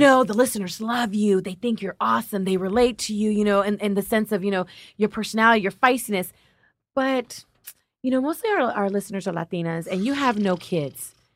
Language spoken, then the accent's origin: English; Los Angeles, California, United States; also born or lived in Compton; My family grew up in Compton. I'm from Linwood Watts.